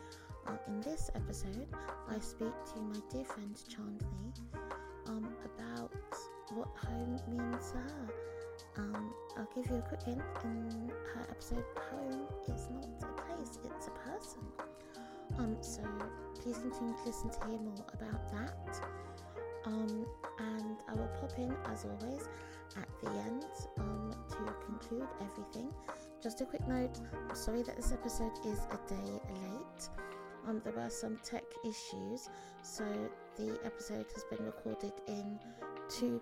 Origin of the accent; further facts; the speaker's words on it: London, United Kingdom; we're both from London. We both grew up in London.